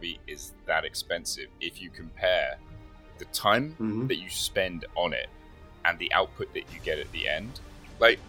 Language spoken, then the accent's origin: English; Watford, East of England, United Kingdom; moved away; I'm from Watford originally.